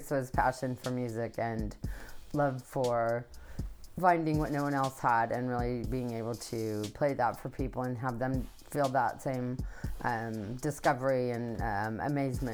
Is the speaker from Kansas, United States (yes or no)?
yes; Kansas, United States; I'm from Kansas